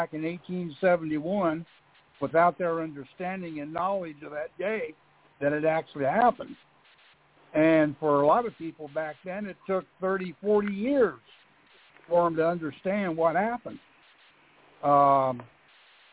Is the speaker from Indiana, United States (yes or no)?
yes; Indiana, United States; I'm from Indiana.